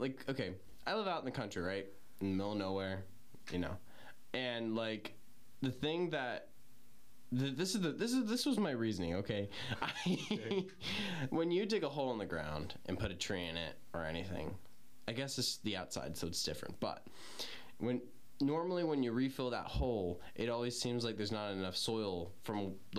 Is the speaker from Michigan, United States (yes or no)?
no; Pennsylvania, United States; accent: Western Pennsylvanian; my Western Pennsylvanian accent.